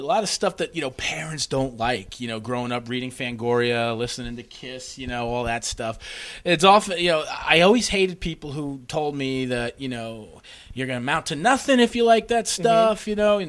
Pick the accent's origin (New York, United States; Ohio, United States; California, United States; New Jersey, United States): New Jersey, United States; We're from Jersey, so it's just like, you know, just be who the fuck you want to be, you know?